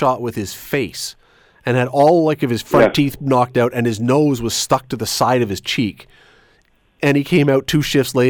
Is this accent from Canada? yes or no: yes; Canada; I'm brought up as a Canadian